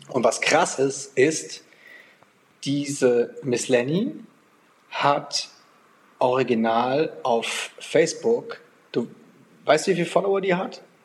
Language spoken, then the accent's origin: German; Germany; now in Portugal; wir als, als Deutsche